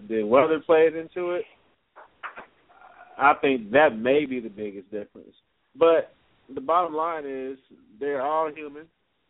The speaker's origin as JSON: {"language": "English", "town": "Chicago", "region": "Illinois", "country": "United States", "said": "I'm from Chicago."}